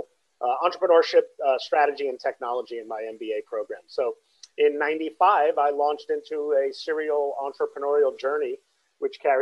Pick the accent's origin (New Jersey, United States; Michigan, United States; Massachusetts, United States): New Jersey, United States; moved away as an adult; also born or lived in Brooklyn, New York; I'm originally from the East Coast of the States. I grew up in New Jersey